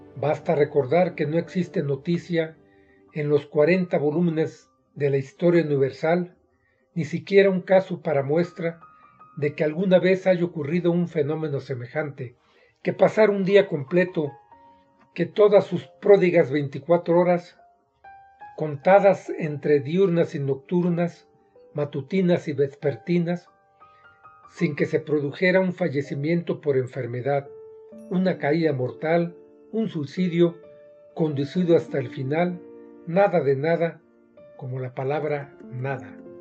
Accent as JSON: {"language": "Spanish", "country": "Mexico", "said": "soy mexicano, y vivo en Toluca, Estado de México."}